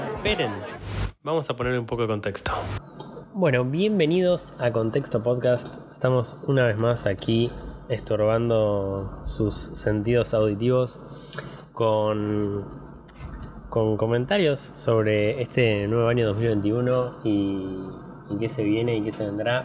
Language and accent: Spanish; Argentina; nosotros, digo, en general argentino, se cría en crisis